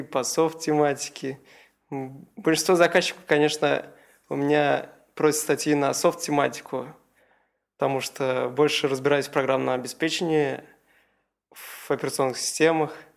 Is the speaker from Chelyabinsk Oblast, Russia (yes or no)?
no; Kazan, Tatarstan, Russia; я из Казани. Фактически я нигде до этого специализированно не учился, только в обычной средней школе 98-й